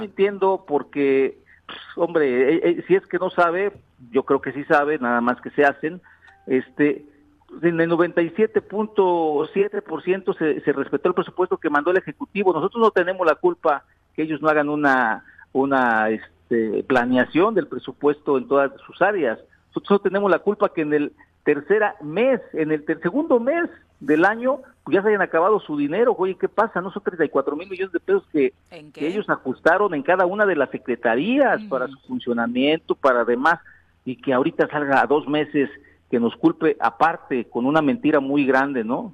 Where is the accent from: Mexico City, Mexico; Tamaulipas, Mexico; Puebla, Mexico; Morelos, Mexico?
Morelos, Mexico; Yautepec; una calle en mi pueblo, Yautepec